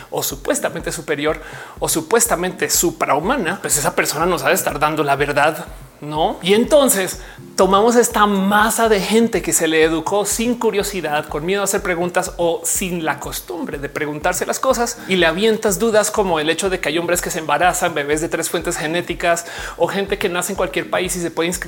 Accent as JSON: {"language": "Spanish", "country": "Mexico", "said": "a mí me costó mucho aceptarme como mexicana."}